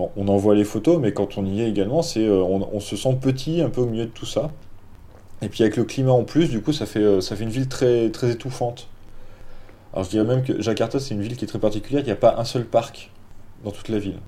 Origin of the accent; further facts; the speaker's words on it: Dijon, Bourgogne-Franche-Comté, France; moved away as an adult; also born or lived in South Asia; je venais pas de Paris, je venais de Dijon